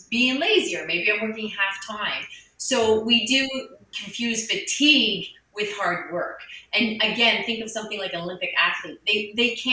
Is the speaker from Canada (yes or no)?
yes; Canada; I'm Canadian.